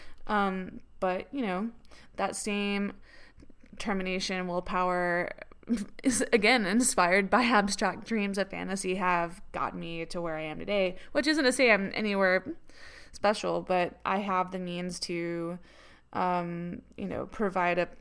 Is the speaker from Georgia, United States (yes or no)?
yes; Atlanta, Georgia, United States; moved away as an adult; also born or lived in England; I grew up in Atlanta and moved to England when I was 20